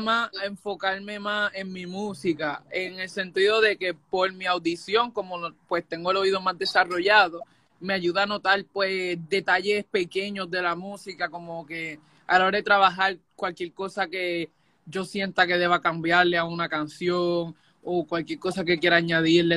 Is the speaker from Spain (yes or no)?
no; Puerto Rico; moved away as an adult; now in Florida, United States; yo soy de Puerto Rico y llevo viviendo seis años en Estados Unidos, vivo en Florida.